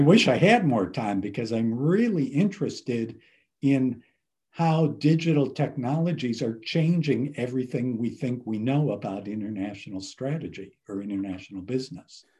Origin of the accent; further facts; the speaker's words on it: Cleveland, Ohio, United States; moved away; I grew up in Ohio, Cleveland, Ohio